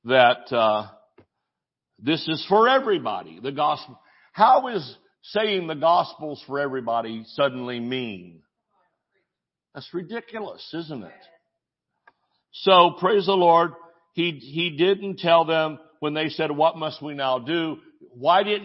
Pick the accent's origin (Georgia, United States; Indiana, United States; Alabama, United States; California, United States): Georgia, United States; I'm from Georgia